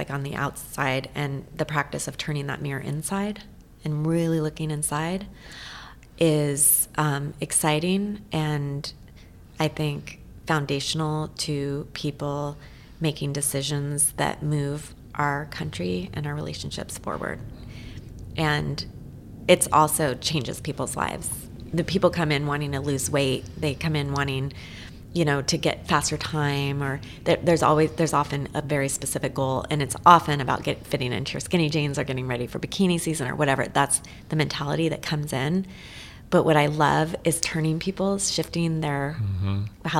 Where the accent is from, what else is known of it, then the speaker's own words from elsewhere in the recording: Eugene, Oregon, United States; also born or lived in Portland, Oregon; it's just in my blood growing up in Eugene